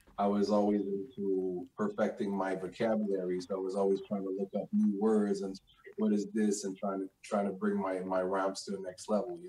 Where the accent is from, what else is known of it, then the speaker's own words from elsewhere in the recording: Quebec City, Quebec, Canada; also born or lived in Greenwich, Connecticut; when I came in Quebec at 5